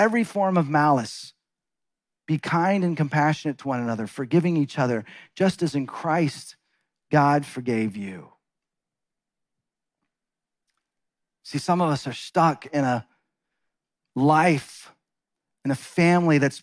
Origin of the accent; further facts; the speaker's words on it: Texas, United States; moved away as an adult; also born or lived in Seattle / Los Angeles; My wife, Deborah, and I grew up in Texas